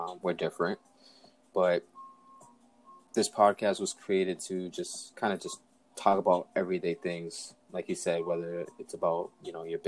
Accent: Boston, Massachusetts, United States; I'm from Boston, Mass.

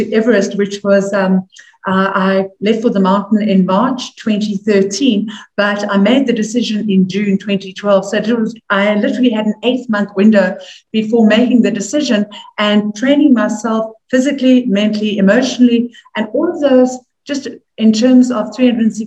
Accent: South Africa; moved away as an adult; also born or lived in New York; as a South African

